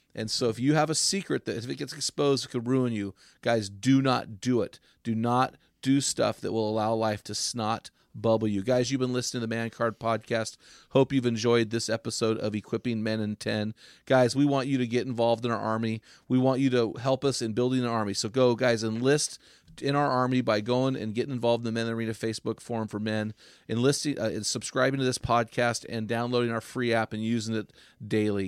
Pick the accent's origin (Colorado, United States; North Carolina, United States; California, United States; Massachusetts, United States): California, United States; San Luis; where we grew up in San Luis